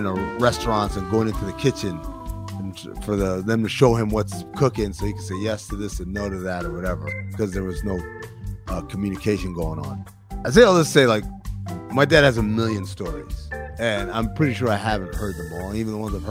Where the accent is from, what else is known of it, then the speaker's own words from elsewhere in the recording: Sudan; moved away; My dad is from Sudan. I'm from Sudan